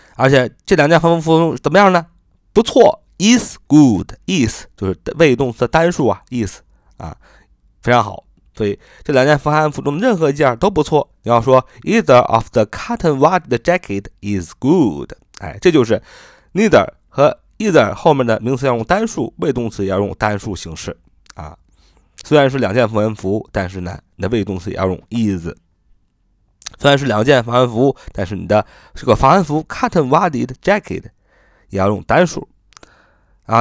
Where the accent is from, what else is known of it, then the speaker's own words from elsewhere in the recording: China; 我们中国人